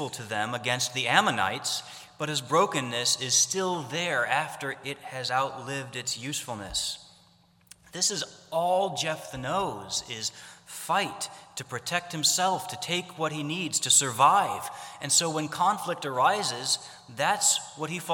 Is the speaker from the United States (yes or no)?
yes; Ohio, United States; I grew up in Ohio